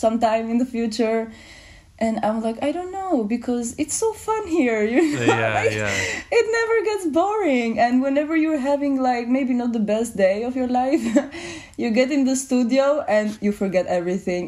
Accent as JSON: {"language": "English", "country": "Albania", "moved": "yes", "lives_now": "Amsterdam, Netherlands", "said": "I'm from Albania"}